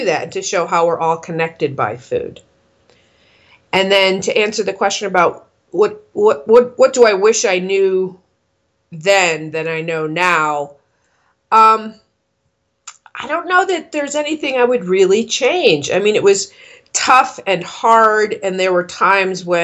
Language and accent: English; East Coast, United States; moved away as an adult; now in Colorado, United States; I had kind of BS'd my way in as an executive chef at a little tiny restaurant at a place back east near my hometown